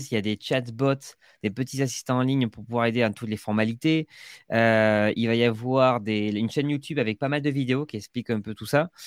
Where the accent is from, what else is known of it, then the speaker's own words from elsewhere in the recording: Agen, Nouvelle-Aquitaine, France; accent: southern; je suis d'Agen, entre Bordeaux et Toulouse.